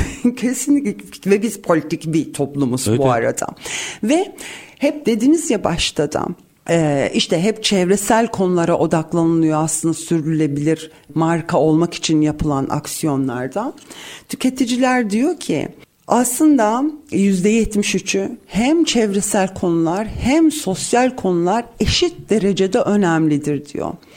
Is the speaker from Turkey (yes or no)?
no; Cyprus; bir Kıbrıslı olarak